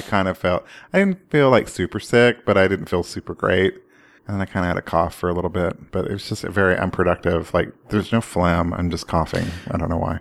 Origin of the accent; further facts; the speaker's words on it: Oklahoma, United States; I grew up in Oklahoma